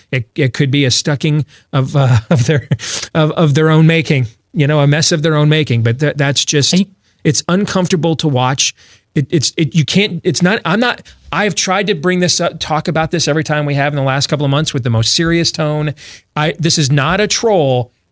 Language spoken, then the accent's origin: English; United States; As an American, as a as a person that works in this industry